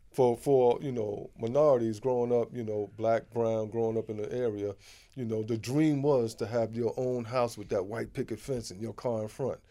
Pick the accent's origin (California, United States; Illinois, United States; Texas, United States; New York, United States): New York, United States; New York City; also born or lived in Harlem; all of my life has been in Queens.